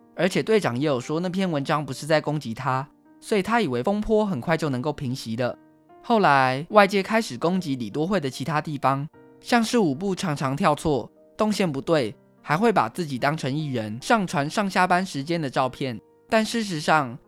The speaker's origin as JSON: {"language": "Chinese", "country": "Taiwan", "said": "台湾是一块宝岛，同时也是我们的家乡"}